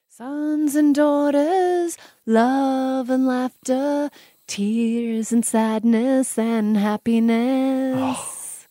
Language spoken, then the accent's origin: English; Melbourne, Victoria, Australia; being a girl growing up in Melbourne